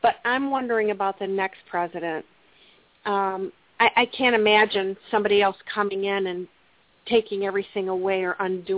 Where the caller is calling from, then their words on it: Plymouth, Michigan, United States; I am from Plymouth, Michigan.